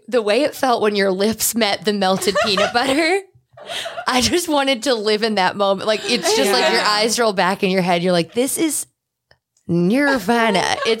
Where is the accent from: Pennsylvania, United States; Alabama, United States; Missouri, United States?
Pennsylvania, United States; Wyoming Valley; moved away; the Cross Valley, which is the freeway equivalent in my hometown.